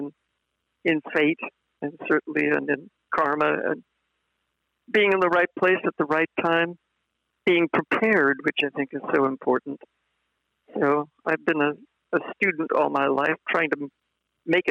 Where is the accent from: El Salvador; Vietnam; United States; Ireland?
Ireland; I was Irish